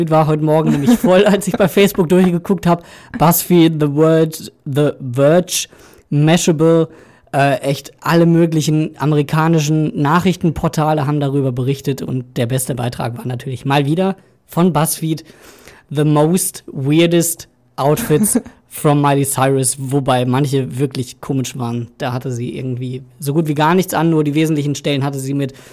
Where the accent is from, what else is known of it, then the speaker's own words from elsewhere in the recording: North Rhine-Westphalia, Germany; David Odonko kommt aus Bünde, da komme ich ungefähr aus der Kante her.